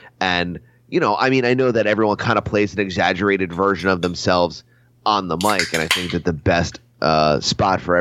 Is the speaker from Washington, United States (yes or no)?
no; New Jersey, United States; I'm from Jersey